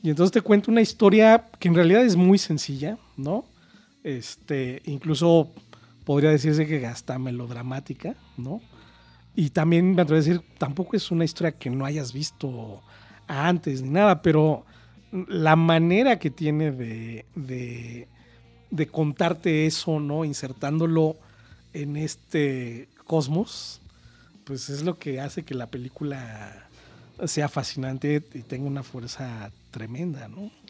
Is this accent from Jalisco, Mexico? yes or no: no; Mexico City, Mexico